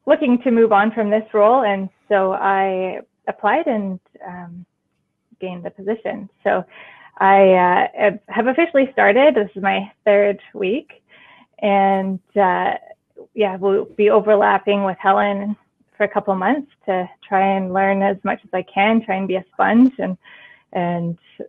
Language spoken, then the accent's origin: English; Duncan, British Columbia, Canada; I grew up in the Cowichan Valley in Duncan on Vancouver Island